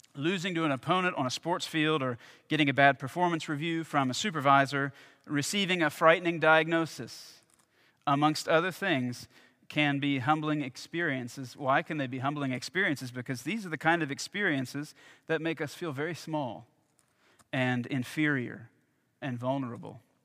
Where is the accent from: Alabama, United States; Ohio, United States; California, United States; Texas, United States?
Alabama, United States; my home state of Alabama